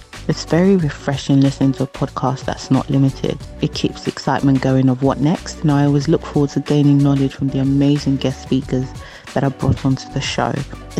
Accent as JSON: {"language": "English", "area": "Essex", "region": "East of England", "country": "United Kingdom", "said": "I'm from Essex."}